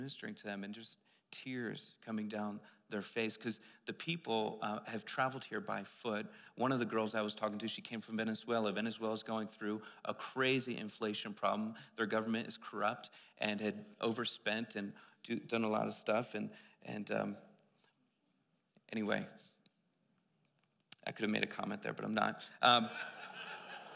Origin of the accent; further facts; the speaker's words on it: East Coast, United States; I'm from the East Coast